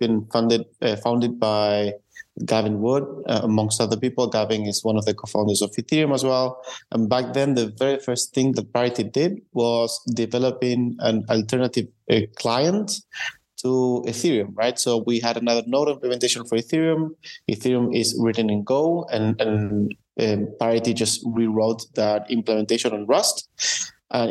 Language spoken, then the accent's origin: English; Argentina; now in Berlin, Germany; originally from Argentina, although I'm right now living in Berlin.